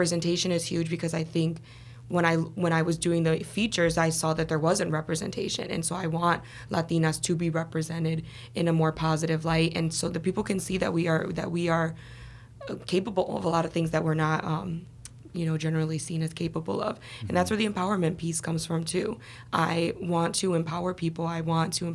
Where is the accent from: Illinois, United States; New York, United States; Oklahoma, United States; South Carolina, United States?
Illinois, United States; Chicago; also born or lived in Los Angeles / Boston; I was born and raised in Chicago.